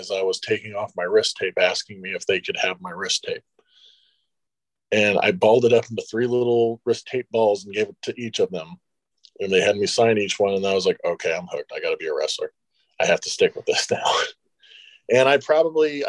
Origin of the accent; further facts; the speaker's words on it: United States; my hometown at the time, which was Shelby County